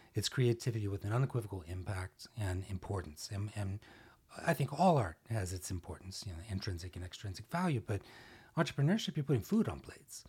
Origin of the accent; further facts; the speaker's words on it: Arlington, Texas, United States; also born or lived in Dallas, Texas; I was born in Dallas, in Oak Cliff, and, uh, lived here for a number of years, and, uh, then grew up in Arlington